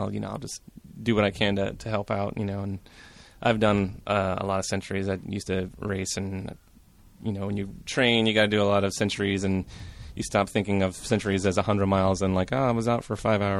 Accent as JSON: {"language": "English", "town": "Portland", "country": "United States", "said": "From Portland."}